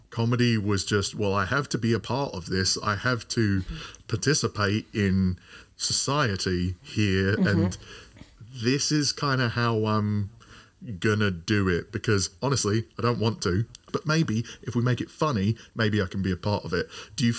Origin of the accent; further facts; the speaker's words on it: London, United Kingdom; Maybe in Royal Leamington Spa. I was from London.